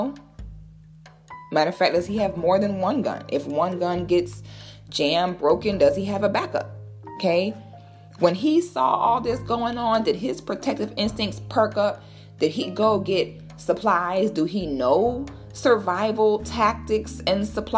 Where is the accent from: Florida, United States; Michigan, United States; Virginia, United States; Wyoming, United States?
Florida, United States; I'm from Florida.